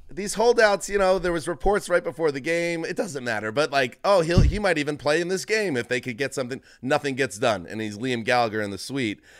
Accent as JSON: {"language": "English", "region": "Northeast", "country": "United States", "tie": "born or raised there", "moved": "yes", "said": "where I grew up or where we grew up in the Northeast"}